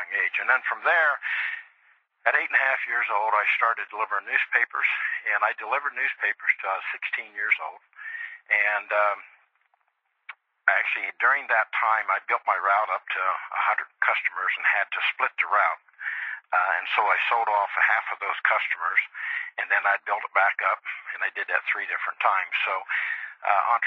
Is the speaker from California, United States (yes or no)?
no; Dayton, Ohio, United States; I grew up in Dayton, Ohio, in the east side of Dayton, Ohio